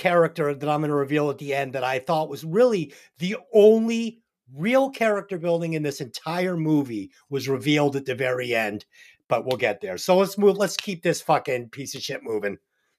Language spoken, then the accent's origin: English; Boston, Massachusetts, United States; we're from Boston and we're from the 80s.